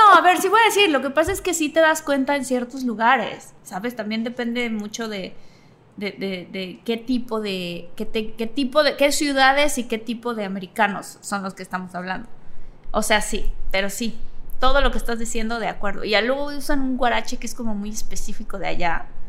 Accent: Mexico

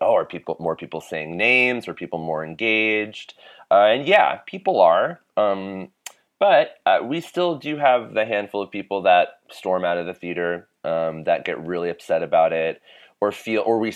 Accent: New Jersey, United States; I grew up in Jersey

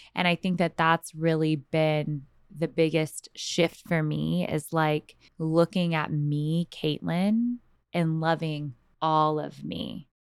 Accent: San Antonio, Texas, United States; moved away as an adult; now in Los Angeles, United States; born and raised in San Antonio, Texas.

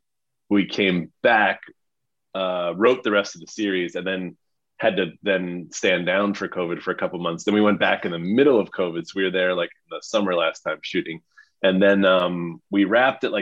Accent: New York, United States; I'm from New York

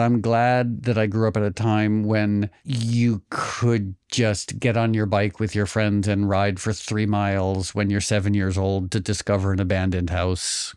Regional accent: Connecticut, United States; also born or lived in New York; born in New York, grew up in Connecticut

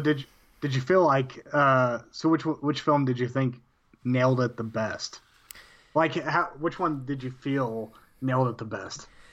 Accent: Amarillo, Texas, United States; also born or lived in Canyon, Texas; From, from the Panhandle of Texas

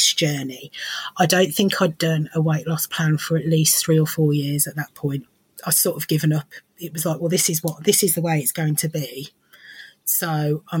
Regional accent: Lincolnshire, East Midlands, United Kingdom; moved away as an adult; now in Birmingham, United Kingdom; I'm from Lincolnshire. I moved to Birmingham over 20 years ago

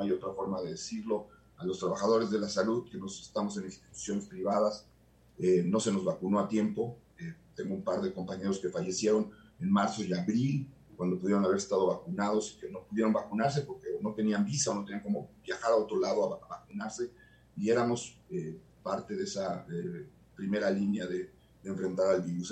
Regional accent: Mexico; como mexicano

